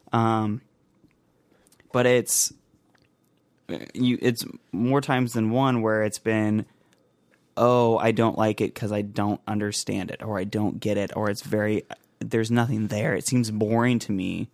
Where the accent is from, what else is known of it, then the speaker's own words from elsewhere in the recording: United States; I'm from the United States of America